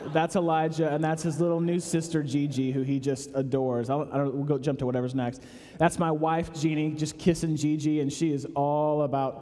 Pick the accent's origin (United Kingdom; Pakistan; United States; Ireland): United States; Chicago, Illinois; now in Atlanta, United States; I'm from Chicago